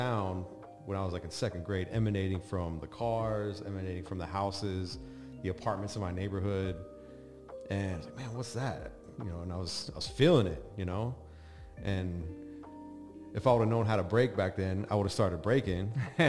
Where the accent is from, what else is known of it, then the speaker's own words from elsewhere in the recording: Casper, Wyoming, United States; born there; now in Las Vegas, United States; Well, I mean, I claim Vegas. I've been here the longest, but I moved around a ton as a kid. I was actually born in Casper, Wyoming, but that lasted like 6 months.